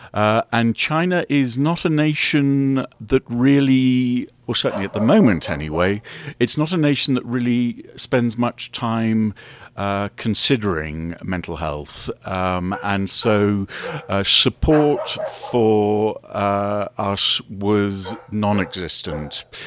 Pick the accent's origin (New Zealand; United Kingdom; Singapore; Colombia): United Kingdom; England; also born or lived in United States; I'm from England